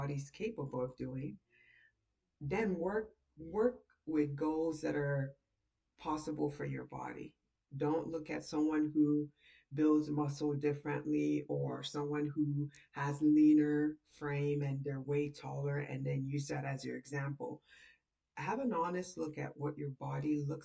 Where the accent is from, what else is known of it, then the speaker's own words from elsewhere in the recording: Nigeria; I'm Nigerian.